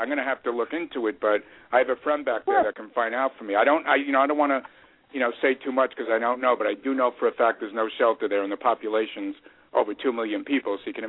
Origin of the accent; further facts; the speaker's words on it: New York City, New York, United States; moved away; I grew up in Queens, New York